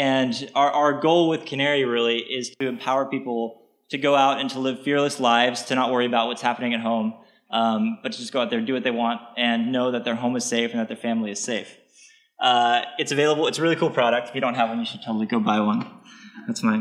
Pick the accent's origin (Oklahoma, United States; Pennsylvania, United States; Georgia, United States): Oklahoma, United States; now in New York City, United States; I grew up in Oklahoma, and this is the elementary school that I went